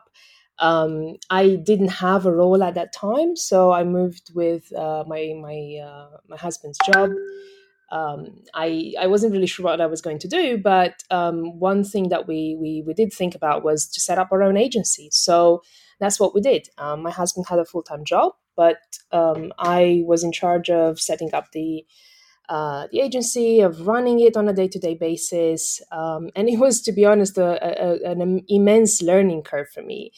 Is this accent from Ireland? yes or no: no; western Romania, Romania; moved away as an adult; also born or lived in Myanmar / Thailand / United Kingdom; now in Singapore; I'm originally from Romania, the west side of Romania